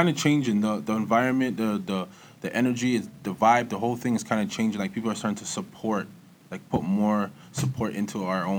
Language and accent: English; Toronto, Ontario, Canada; also born or lived in London, Ontario; now in Ajax, Canada; I grew up in the East End. Was really came down from London when I was a little kid. Came down to the West End by Kipling and Albion. Then I moved to Scarborough when I was about 8. Moved to the east side of Scarborough. And yeah, Galloway to be specific.